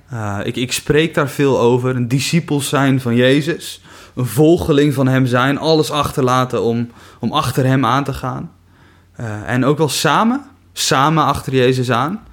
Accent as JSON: {"language": "Dutch", "town": "Kuinre", "region": "Overijssel", "country": "Netherlands", "moved": "yes", "lives_now": "Veenendaal, Netherlands", "said": "Ik kom uit Kuinderen"}